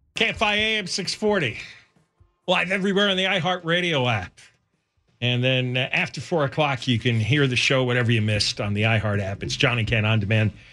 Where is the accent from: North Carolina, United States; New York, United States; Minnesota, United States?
New York, United States; New York City; now in Los Angeles, United States; I grew up in the New York City area